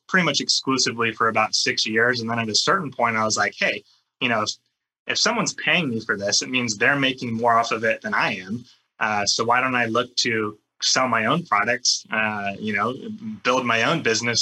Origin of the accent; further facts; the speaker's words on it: California, United States; I grew up in California.